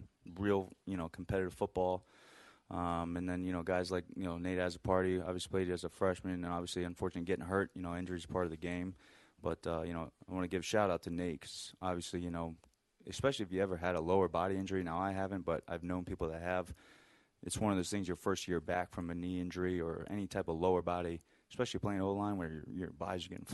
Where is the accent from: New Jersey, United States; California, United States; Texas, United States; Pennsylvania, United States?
Pennsylvania, United States; moved away as an adult; now in Idaho, United States; I'm originally from the East Coast, from Pennsylvania.